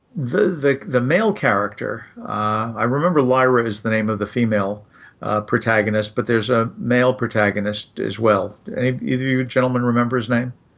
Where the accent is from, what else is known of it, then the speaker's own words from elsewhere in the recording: New York, United States; moved away as an adult; also born or lived in Midwest; growing up in New York